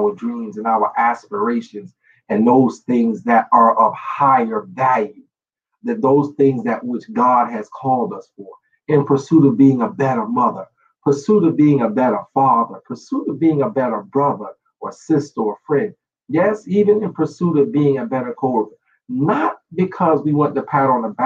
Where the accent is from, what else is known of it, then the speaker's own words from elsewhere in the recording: New York City, New York, United States; I grew up in New York City